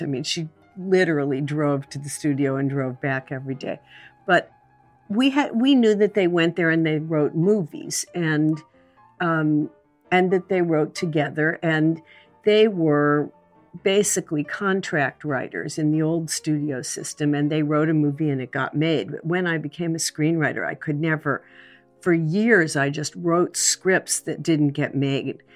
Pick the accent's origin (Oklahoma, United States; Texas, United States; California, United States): California, United States; also born or lived in New York; I was born in New York, and, um, and I was really happy for the first four years of my life. And then my parents moved to California